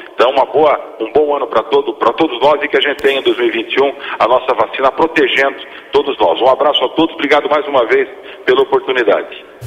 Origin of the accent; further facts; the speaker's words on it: Sorocaba, São Paulo, Brazil; moved away as an adult; now in São Paulo, Brazil; Eu sou, eu sou de Sorocaba, mas moro em São Paulo hoje